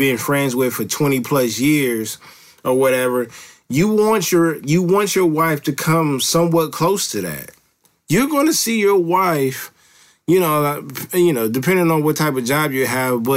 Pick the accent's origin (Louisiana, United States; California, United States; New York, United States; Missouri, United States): California, United States; Los Angeles; I live close to Los Angeles now, but I'm from Los Angeles